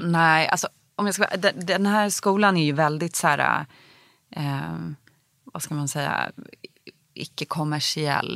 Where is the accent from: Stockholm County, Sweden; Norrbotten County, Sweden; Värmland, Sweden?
Stockholm County, Sweden; Stockholm; jag växte upp i Bromma